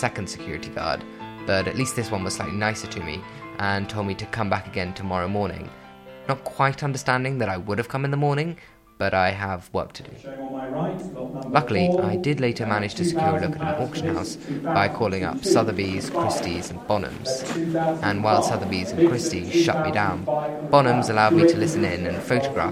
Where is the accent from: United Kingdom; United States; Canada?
United Kingdom; London; As a Londoner